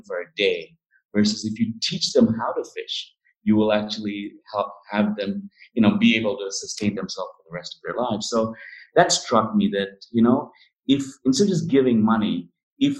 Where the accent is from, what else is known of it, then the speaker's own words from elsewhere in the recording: India; since I was a small kid growing up in India